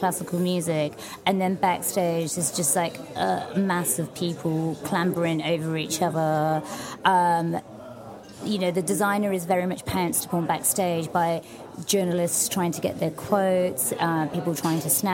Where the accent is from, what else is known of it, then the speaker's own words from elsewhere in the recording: London, United Kingdom; growing up in London